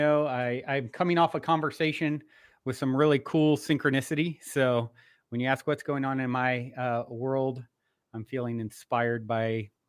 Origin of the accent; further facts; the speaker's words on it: Virginia, United States; now in Los Angeles, United States; I grew up on the East Coast in Virginia. I currently reside in Los Angeles, California.